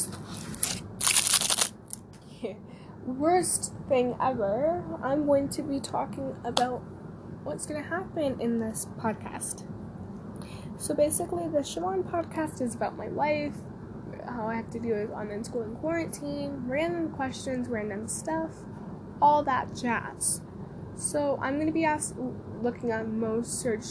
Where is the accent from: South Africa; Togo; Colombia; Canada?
Canada; I'm from Canada